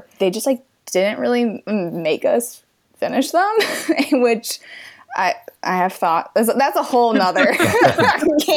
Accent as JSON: {"language": "English", "region": "Midwest", "country": "United States", "moved": "as an adult", "lives_now": "Los Angeles, United States", "said": "I'm from the Midwest and I just missed my home and my family and all my like friends from back home."}